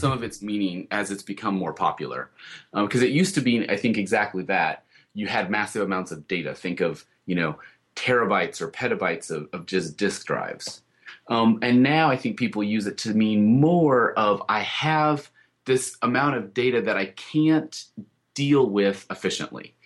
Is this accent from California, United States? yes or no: no; Colorado, United States; I grew up in Colorado